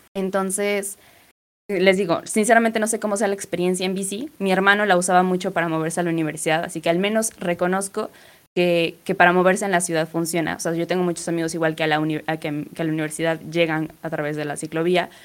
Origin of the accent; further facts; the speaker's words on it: Puebla, Mexico; yo soy de Puebla